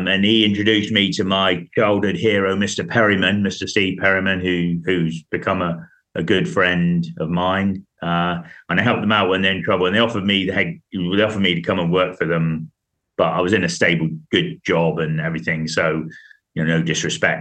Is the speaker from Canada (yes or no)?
no; Devon, South West England, United Kingdom; also born or lived in Herne Bay, Kent; I moved down to Devon from Kent when I was four